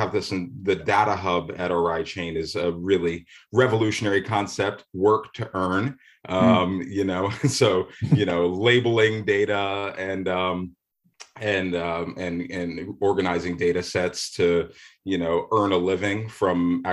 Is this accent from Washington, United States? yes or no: no; Manchester, New Hampshire, United States; I grew up in Manchester, New Hampshire